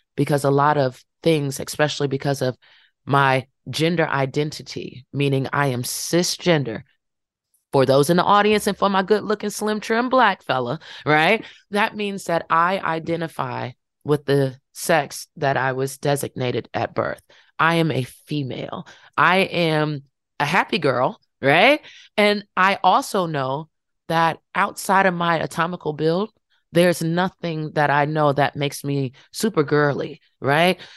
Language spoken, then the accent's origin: English; Farmville, Virginia, United States; my hometown